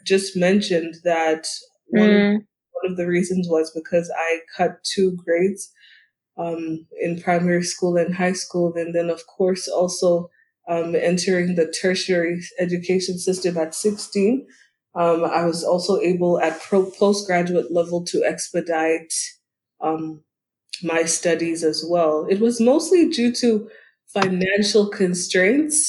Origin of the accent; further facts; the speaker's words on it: Gaborone, South-East District, Botswana; I basically grew up in Botswana in Gaborone